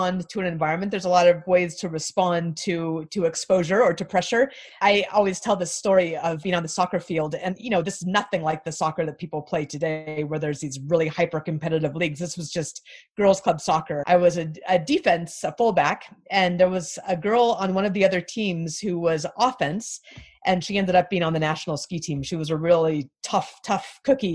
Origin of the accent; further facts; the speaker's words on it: Anchorage, Alaska, United States; I grew up in Anchorage, Alaska